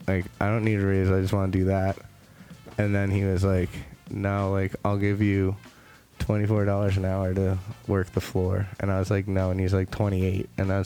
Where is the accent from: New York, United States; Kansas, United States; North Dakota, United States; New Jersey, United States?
New Jersey, United States; Fair Lawn; now in Vail, United States; So yeah, I grew up there. I mean, I was born in Fairlawn.